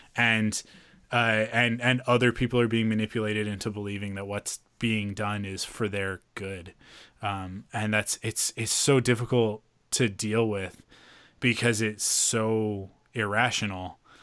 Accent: Canada; we're Canadian

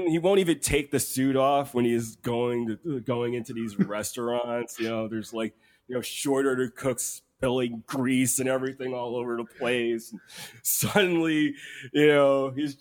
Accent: United States; I'm an American.

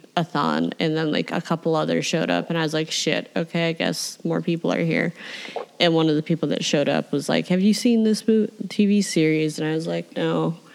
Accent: Chicago, Illinois, United States; As a Chicago person

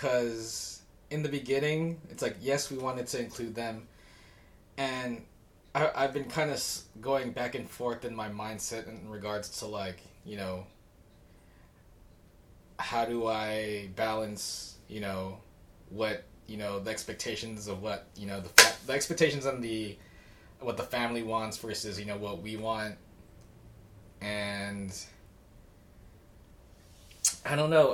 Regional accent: United States; we're Asian American

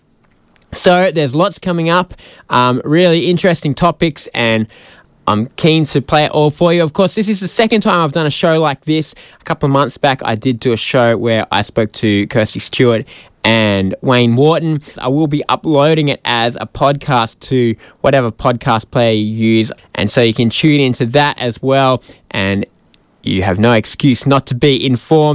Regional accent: Wiradjuri country, New South Wales, Australia; I grew up in Wiradjuri country

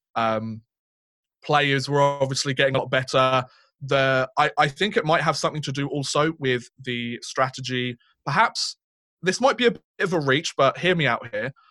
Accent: United Kingdom; two British guys

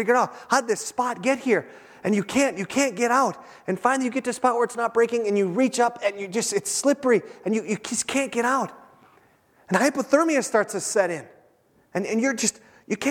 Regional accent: Minnesota, United States; we're from Minnesota

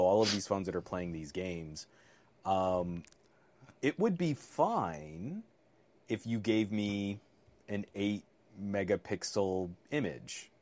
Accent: California, United States; as a Californian

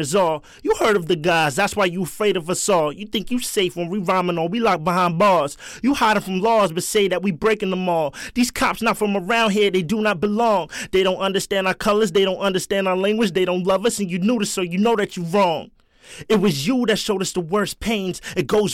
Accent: New York City, New York, United States; I'm from the South Bronx

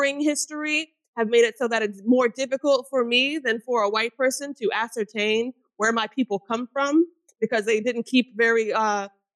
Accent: outside of Louisville, Kentucky, United States; now in Athens, United States; my upbringing in outside of Louisville, Kentucky

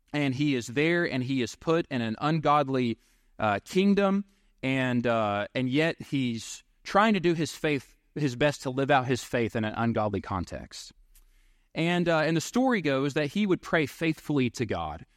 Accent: Seven Points, Texas, United States; I grew up in Seven Points, Texas

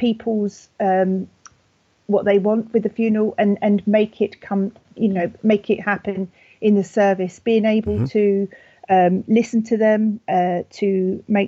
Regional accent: United Kingdom; accent: very British; my very British accent

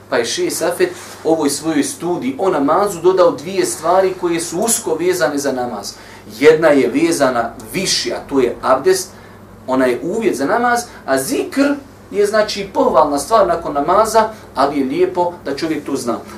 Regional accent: Bosnia & Herzegovina; kod nas u Bosni

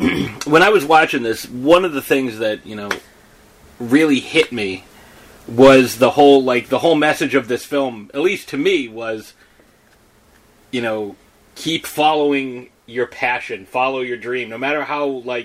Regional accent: Italy; Well, they came from Jersey. I came from Italy, and I actually went around the earth the other way.

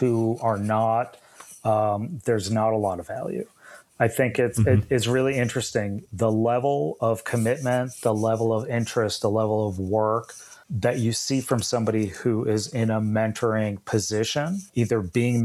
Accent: New England, United States; moved away; I'm originally from New England

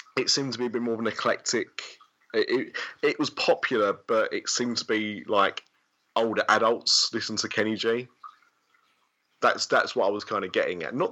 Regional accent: United Kingdom; As you can hear, I'm very British

